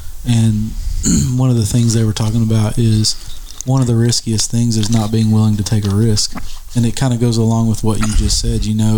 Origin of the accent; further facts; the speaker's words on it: Arkansas, United States; also born or lived in Ohio; now in Russellville, United States; I moved back home to Arkansas